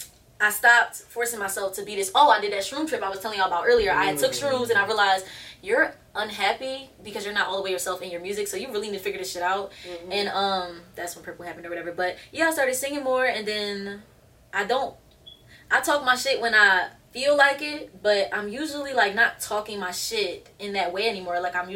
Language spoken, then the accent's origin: English; Philadelphia, Pennsylvania, United States; West Philly, born and raised in a playground. That's where I spent my days.